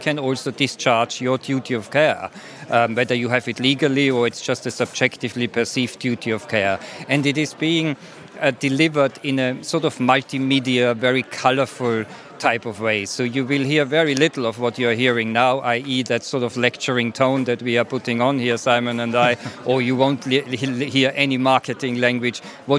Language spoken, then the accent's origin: English; Sheffield, Yorkshire and the Humber, United Kingdom; I'm from Sheffield, actually, originally.